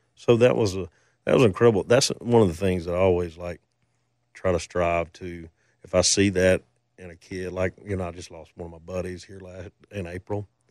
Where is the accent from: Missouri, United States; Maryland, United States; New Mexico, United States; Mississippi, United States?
Mississippi, United States; I grew up in Mississippi